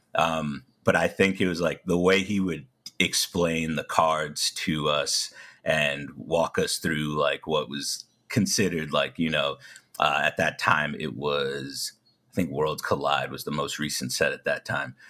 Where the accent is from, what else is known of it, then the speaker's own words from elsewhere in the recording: New York, United States; I'm from New York